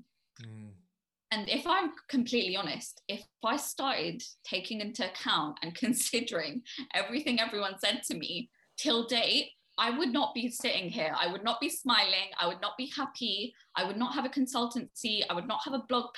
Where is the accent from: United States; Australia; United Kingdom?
United Kingdom; also born or lived in Delhi; I define UK as home simply for the fact that I was born here. I am a British citizen